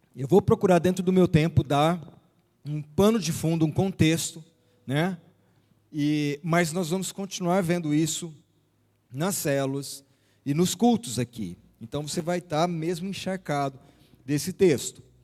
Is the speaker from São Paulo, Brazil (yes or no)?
yes; Araçatuba, São Paulo, Brazil; moved away as an adult; now in São José do Rio Preto, Brazil; Nós nascemos, eu, quando falo nós, eu e a Vilma, e os meninos nascemos em Araçatuba e ficamos ali quase toda a vida, né? Quase 50 anos ali